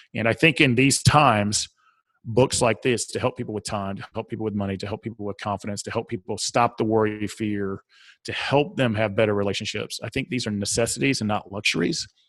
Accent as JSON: {"language": "English", "region": "the South", "country": "United States", "accent": "southern", "said": "my southern accent"}